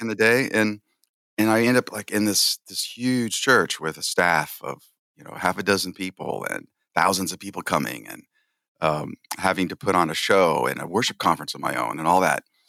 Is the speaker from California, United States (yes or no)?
yes; San Jose, California, United States; this big church, um, in San Jose, California, which is my hometown